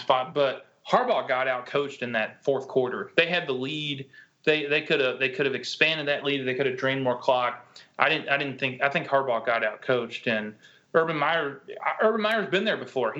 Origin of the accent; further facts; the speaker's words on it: Kentucky, United States; moved away; I was born in Kentucky, and I'm a Kentucky basketball fan